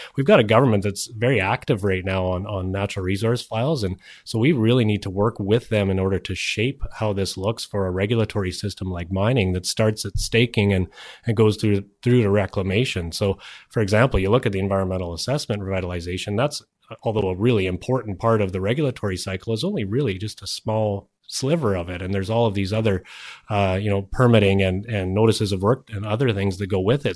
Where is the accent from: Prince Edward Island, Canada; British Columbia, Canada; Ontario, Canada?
British Columbia, Canada; we have a responsibility as British Columbians